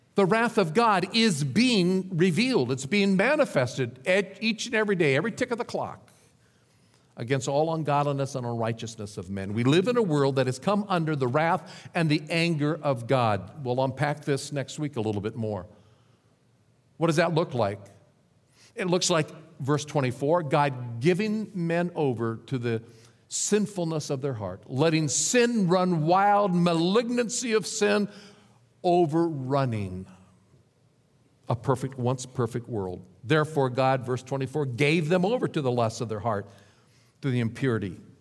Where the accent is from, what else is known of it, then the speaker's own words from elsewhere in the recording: Nebraska, United States; moved away as an adult; also born or lived in Dallas, Texas; back to my home state of Nebraska, to a little rural church